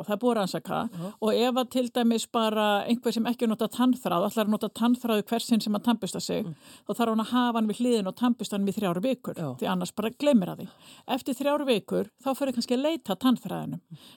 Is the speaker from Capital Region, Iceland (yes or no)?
no; Fnjóskadalur, Northeastern Region, Iceland; accent: northern Icelandic; now in Reykjavík, Iceland; ég er fætt á uppalinn í, í Fnjóskadal í Þingjasveit